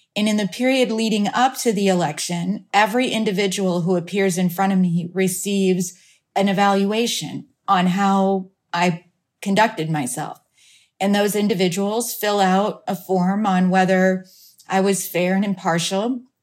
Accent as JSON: {"language": "English", "region": "Iowa", "country": "United States", "tie": "born or raised there", "moved": "yes", "lives_now": "Phoenix, United States", "said": "my hometown back in Iowa"}